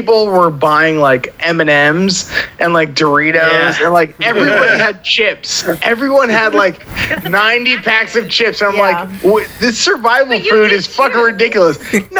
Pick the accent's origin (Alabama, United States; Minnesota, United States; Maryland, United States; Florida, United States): Florida, United States; moved away; I'm from Florida. So I've done like a bunch of hurricane seasons.